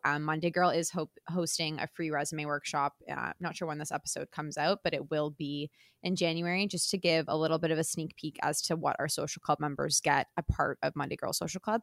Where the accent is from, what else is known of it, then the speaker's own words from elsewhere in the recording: Toronto, Ontario, Canada; I grew up in and around Toronto